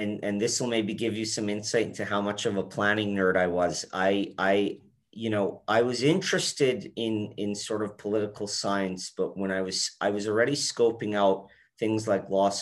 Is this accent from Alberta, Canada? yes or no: yes; Edmonton, Alberta, Canada; also born or lived in Calgary; I think when I was around four, we moved to Edmonton, and that's where I ended up growing up for most of my life.